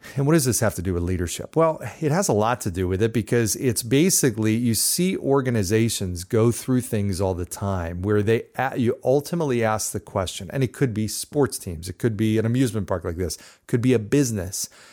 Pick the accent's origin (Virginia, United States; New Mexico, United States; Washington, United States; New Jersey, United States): New Jersey, United States; I grew up in New Jersey